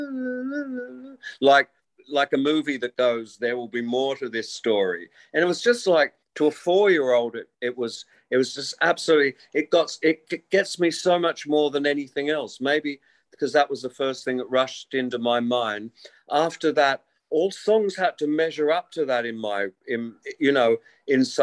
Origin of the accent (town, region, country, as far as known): Wollongong, New South Wales, Australia; born or raised there